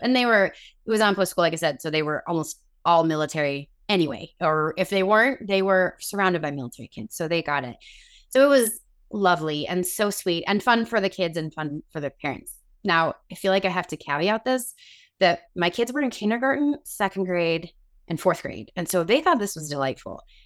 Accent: Chicago, Illinois, United States; moved away as an adult; now in Northern Virginia, United States; We are both originally from the Chicago area, but we live in Northern Virginia at the moment.

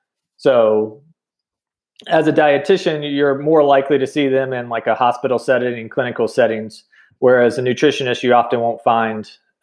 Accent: North Carolina, United States; moved away as an adult; now in New Mexico, United States; So I'm mostly from North Carolina. My dad was military and he retired, ended up retiring in Fayetteville, Fort Bragg area.

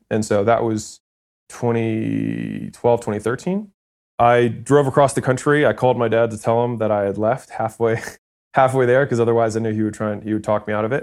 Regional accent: Baltimore, Maryland, United States; moved away as an adult; also born or lived in California; I'm from Baltimore

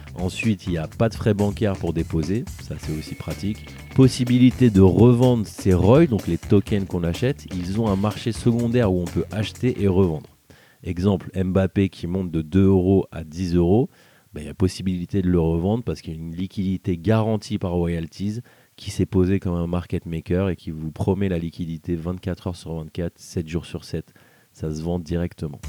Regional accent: France; chez nous en France

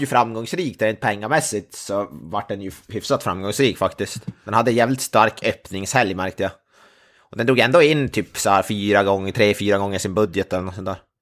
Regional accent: Norrland, Sweden; det var jag som är norrlänning

